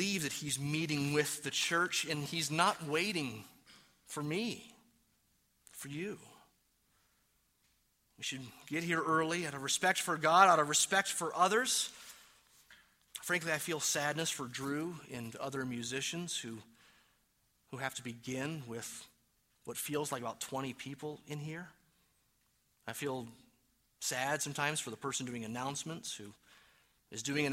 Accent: Detroit, Michigan, United States; now in New Mexico, United States; even though I am from Detroit and I claim New Mexico my own now. I've been here long enough

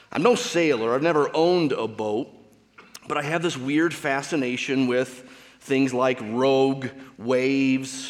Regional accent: Michigan, United States; I grew up in Michigan with the Great Lakes surrounding that state.

